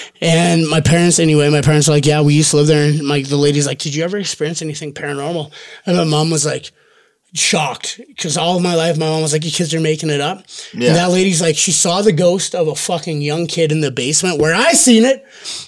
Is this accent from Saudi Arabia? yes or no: no; Olds, Alberta, Canada; Olds, okay. Alberta.